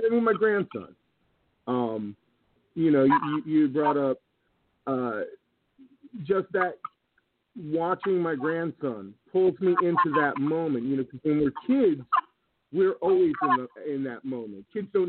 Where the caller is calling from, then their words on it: Iowa, United States; up in Iowa.